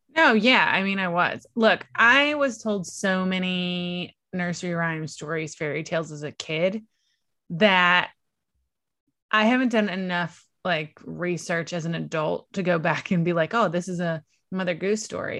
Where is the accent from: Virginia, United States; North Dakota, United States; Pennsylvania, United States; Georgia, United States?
Virginia, United States; East Coast of; I was born and raised on the East Coast of Virginia.